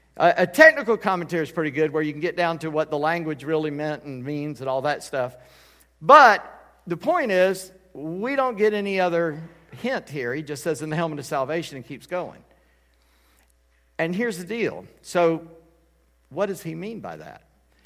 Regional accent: Charleston, South Carolina, United States; and you don't know where I'm from Charleston, South Carolina.

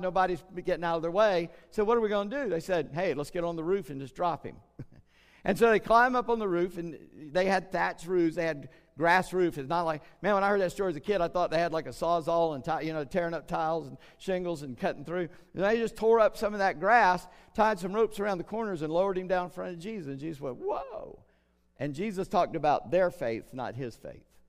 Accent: Charleston, South Carolina, United States; I grew up in Charleston

